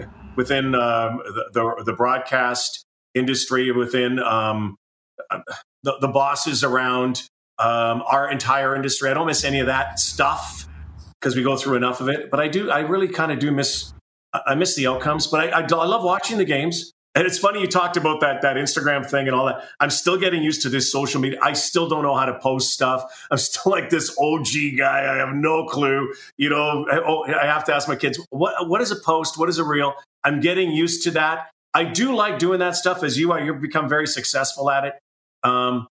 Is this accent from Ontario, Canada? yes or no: no; Winnipeg, Manitoba, Canada; born or raised there; moved away